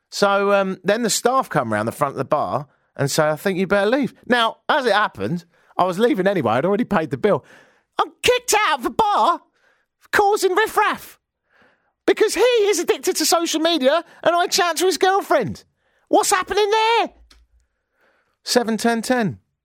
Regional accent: United Kingdom; now in Canada; I'm British

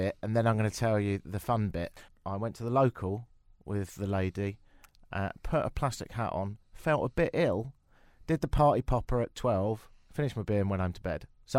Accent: London, United Kingdom; They said, where are you from? I said, London.

